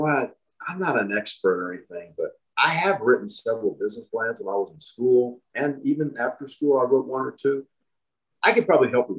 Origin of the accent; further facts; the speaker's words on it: Joplin, Missouri, United States; moved away as an adult; now in Los Angeles, United States; I was from Joplin